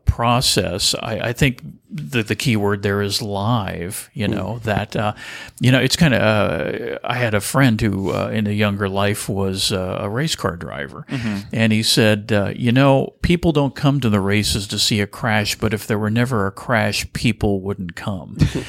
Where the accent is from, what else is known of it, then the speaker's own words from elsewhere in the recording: Burlingame, California, United States; Well, I'm a native of California. In fact, I'm a third generation Californian.